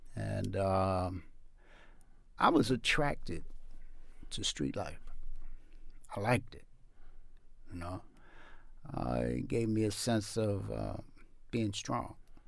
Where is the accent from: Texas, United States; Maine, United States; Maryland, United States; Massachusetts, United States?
Maryland, United States; Baltimore; I grew up in East Baltimore. I am the second of six children. And we lived in the projects.